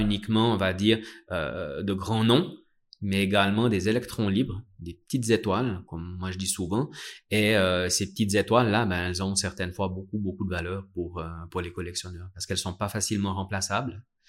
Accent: Vallée de Joux, Vaud, Switzerland; je suis né à la Vallée de Joux et j'ai toujours vu des marques horlogères autour de moi

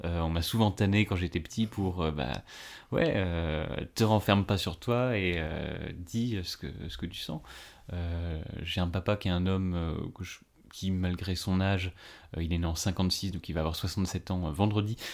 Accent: Ardennes, Grand Est, France; moved away as an adult; now in Paris, France; je suis né dans les Ardennes, j'ai grandi là-bas

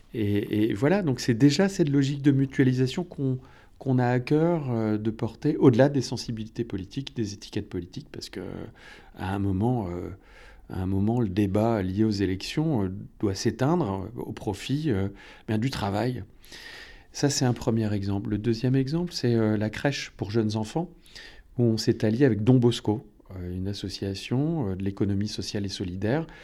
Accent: north coast of Finistère, Brittany, France; now in Gouesnou, France; venais de la côte nord

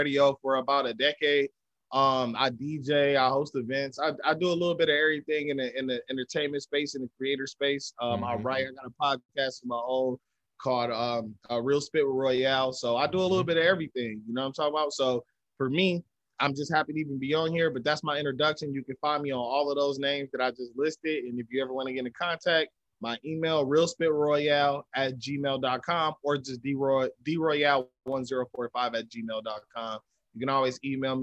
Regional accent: Ypsilanti, Michigan, United States; also born or lived in Flint, Michigan; I'm originally from Flint, Michigan. Lived in Flint, grew up in Ipsy

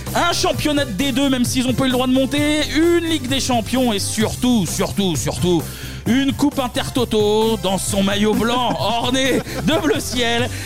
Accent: Mâcon, Bourgogne-Franche-Comté, France; je suis de Macon et d'une famille pas du tout de foot

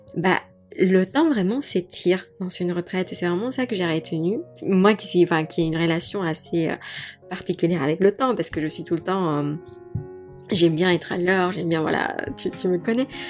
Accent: Mexico City, Mexico; moved away; also born or lived in Paris, France; j'ai grandi à Mexico, j'ai toujours été dans des villes

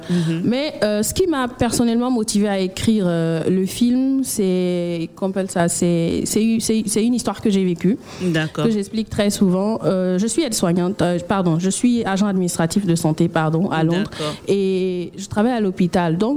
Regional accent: Guinea; also born or lived in Abidjan, Côte d'Ivoire; Et nous, sommes aussi venus nous présenter aux Abidjanais, comme on le dit, et aussi euh, envoyer la Guinée mm. à Abidjan pour nos compatriotes euh, guinéens, pour la communauté guinéenne que nous avons ici.

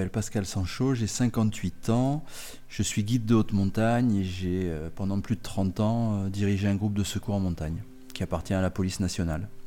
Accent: Paris suburbs, Île-de-France, France; also born or lived in Saint-Gaudens, Comminges, Pyrenees; Et j'ai très rapidement suivi mes parents. C'était l'exode du début des années 60 donc j'ai vécu quasiment 17 euh, ans euh, en banlieue euh, parisienne. D'accord. Donc dans le 92 exactement. Courbevoie, Colombes, Bois-Colombes.

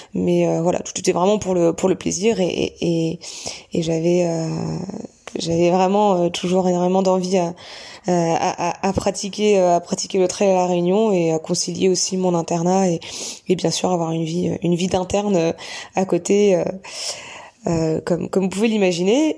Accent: Bayeux, Normandy, France; moved away; also born or lived in Caen; je suis originaire de Normandie, plus précisément de Bayeux, petite commune à côté de Caen

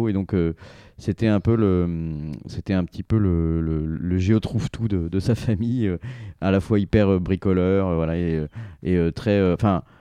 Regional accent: Grenoble, Auvergne-Rhône-Alpes, France; moi, je suis né à Grenoble, donc entouré des Alpes, avec vue sur le Vercors et la, Chartreuse, commune de Saint-Égrève, donc sur la route de Lyon. Et J'y suis resté

